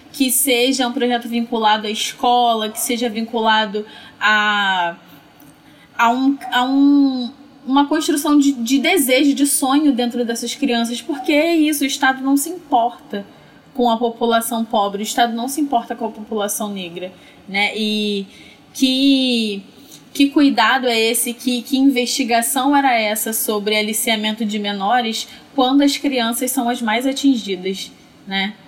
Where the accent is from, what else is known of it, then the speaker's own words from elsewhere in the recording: Belford Roxo, Rio de Janeiro, Brazil; moved away as an adult; Mas eu cresci em Belfor Roxo, que é uma das cidades mais pobres do Rio de Janeiro